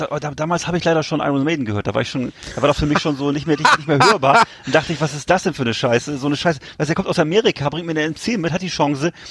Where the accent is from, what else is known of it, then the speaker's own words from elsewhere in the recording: Hamburg, Germany; den zucke ich als Hamburger immer zusammen